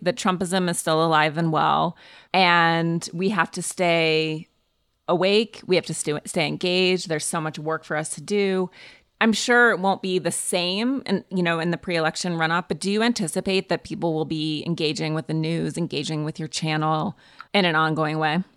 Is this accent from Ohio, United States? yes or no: no; Montana, United States; I grew up in Montana